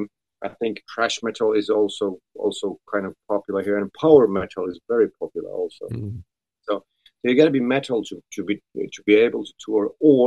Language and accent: English; Vienna, Austria; born there; also born or lived in Sweden / Finland; I was born in Austria, in Vienna. It's in Europe.